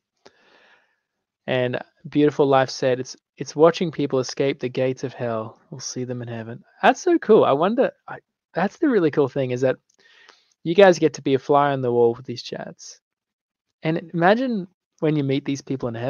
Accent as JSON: {"language": "English", "country": "Australia", "said": "I'm from Australia."}